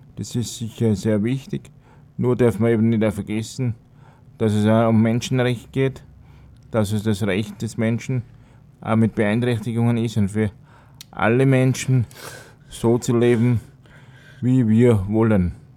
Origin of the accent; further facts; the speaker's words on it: Tyrol, Austria; moved away as an adult; also born or lived in Altenhof am Hausruck, Upper Austria; now in Upper Austria, Austria; vorher in Tirol in meiner Heimat. Bin ein gebürtiger Tiroler, bin dort in die Schule gegangen